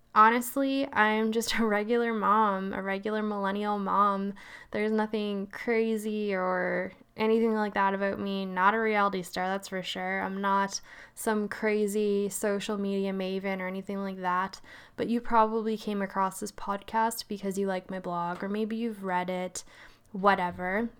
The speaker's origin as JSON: {"language": "English", "region": "Nova Scotia", "country": "Canada", "tie": "born or raised there", "also_born_or_lived": "Vancouver, Canada", "moved": "yes", "said": "I'm East Co-, Coast, born and raised Nova Scotia, so that's where the weird voice comes from"}